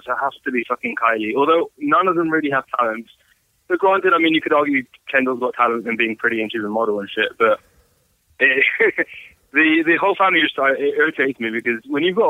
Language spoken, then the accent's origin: English; United Kingdom; from the UK